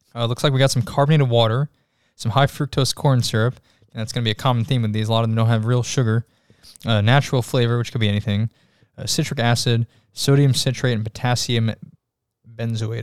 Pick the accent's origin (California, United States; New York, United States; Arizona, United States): New York, United States; I'm from I'm from New York.